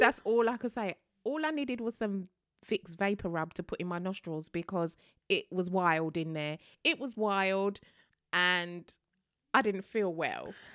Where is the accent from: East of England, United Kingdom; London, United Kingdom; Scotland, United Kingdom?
London, United Kingdom; a Londoner born and bred